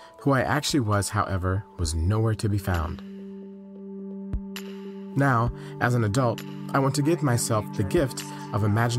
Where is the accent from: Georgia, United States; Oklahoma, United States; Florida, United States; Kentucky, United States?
Georgia, United States; Atlanta; I grew up in Atlanta as a boy